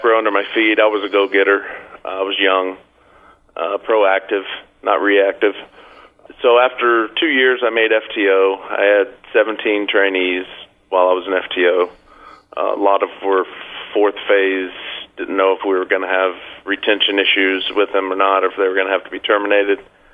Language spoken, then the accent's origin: English; Florida, United States; I'm from Florida